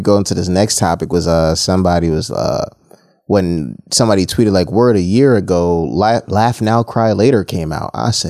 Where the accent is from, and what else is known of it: Westchester, New York, United States